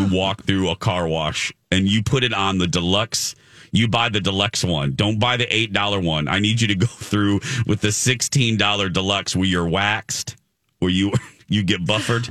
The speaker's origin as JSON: {"language": "English", "region": "Indiana", "country": "United States", "said": "in Indianapolis, in my home state."}